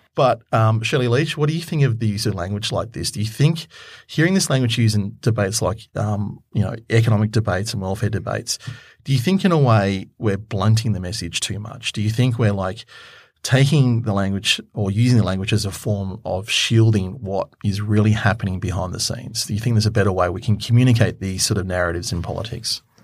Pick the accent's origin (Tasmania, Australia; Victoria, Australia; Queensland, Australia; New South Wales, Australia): Queensland, Australia; I come from Queensland, so I know that area quite well